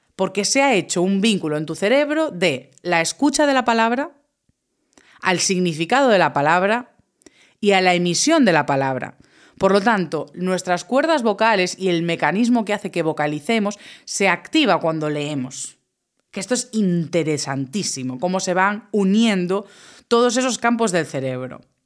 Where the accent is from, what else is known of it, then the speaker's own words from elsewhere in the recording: Galicia, Spain; mi tierra, en Galicia